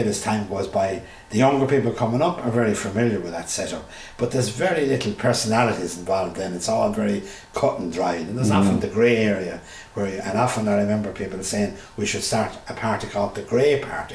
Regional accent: Clonmel, Munster, Ireland; I grew up in Clonmel

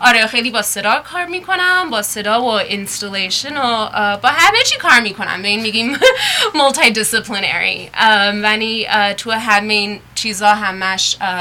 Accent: United States; also born or lived in Iran; خودم توی ایران به دنیا اومده بودم خیلی کوچیک بودم اومدیم آمریکا اینجا بزرگ شدم

